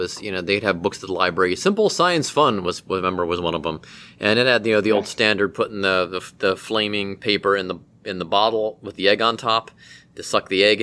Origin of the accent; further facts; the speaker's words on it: Mentor, Ohio, United States; now in Cincinnati, United States; growing up in Cleveland